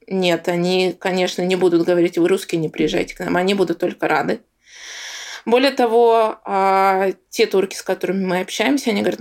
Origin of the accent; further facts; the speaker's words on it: Bashkortostan, Russia; что я росла в Башкирии, что я татарка, что у меня там восточная внешность.